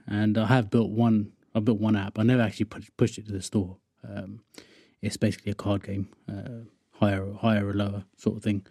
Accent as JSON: {"language": "English", "town": "Wokingham", "region": "South East England", "country": "United Kingdom", "said": "I'm from Workingham, which is just sort of west of London."}